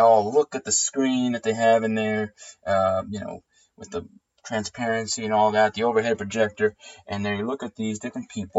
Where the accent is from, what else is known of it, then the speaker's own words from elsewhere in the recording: New Jersey, United States; now in Baltimore, United States; I am from New Jersey